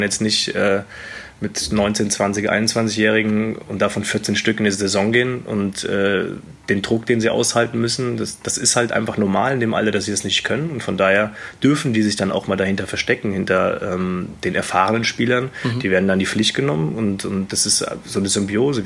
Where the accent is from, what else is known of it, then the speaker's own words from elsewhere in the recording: Wetzlar, Hesse, Germany; moved away as an adult; also born or lived in Hamburg / Gummersbach; now in Erlangen, Germany; Also, es ist meine Heimat natürlich. Äh, da bin ich groß geworden in der Jugend